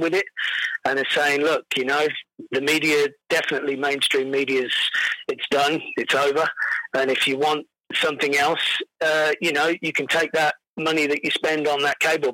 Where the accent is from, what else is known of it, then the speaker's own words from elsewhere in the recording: England, United Kingdom; moved away as an adult; also born or lived in United States; now in Alberta, Canada; originally I'm from, obviously, the UK